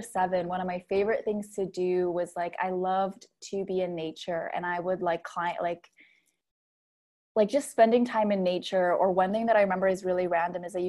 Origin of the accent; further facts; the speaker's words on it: Philippines; I grew up in the Philippines, which is really Catholic